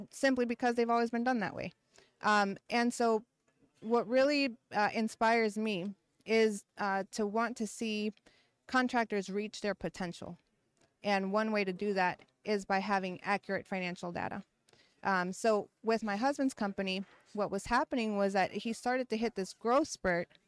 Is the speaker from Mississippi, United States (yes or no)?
yes; Brandon, Mississippi, United States; We're 30 mi- about 30 miles outside of Jackson.